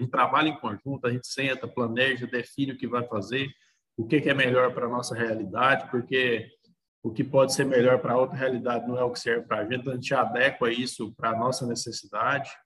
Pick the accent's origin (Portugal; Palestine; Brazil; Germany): Brazil; Nova Crixás, Goiás; also born or lived in Pires do Rio; Eu sou natural de Pires do Rio, só que eu fui praticamente criado aqui em Nova Crixás